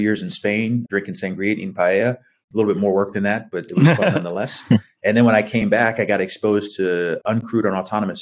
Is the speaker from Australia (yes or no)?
no; Houston, Texas, United States; I grew up in Houston, Texas